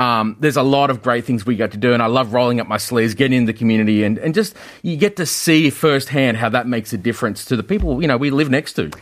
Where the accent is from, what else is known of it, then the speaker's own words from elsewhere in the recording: Australia; moved away as an adult; now in Korea; growing up in Australia uh, in the 80s and 90s